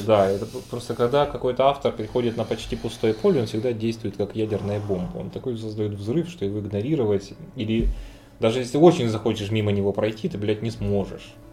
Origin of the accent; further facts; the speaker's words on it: the South, southern Russia, Russia; мы-то, южане